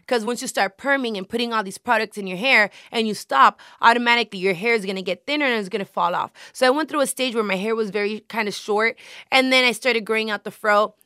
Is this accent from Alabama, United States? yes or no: no; Hialeah, Florida, United States; I was born and raised in Miami.